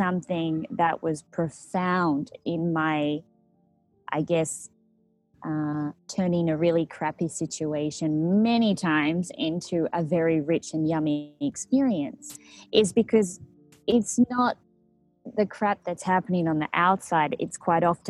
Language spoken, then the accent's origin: English; Australia; moved away as an adult; also born or lived in Mexico; being an Australian, I lived a very settled status quo lifestyle